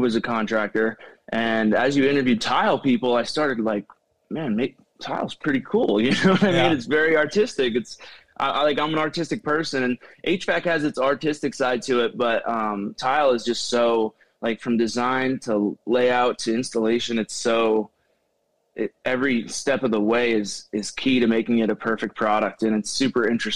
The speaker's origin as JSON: {"language": "English", "town": "Shamokin", "region": "Pennsylvania", "country": "United States", "tie": "born or raised there", "said": "I'm from Shamokin, Pennsylvania. I grew up in a small town."}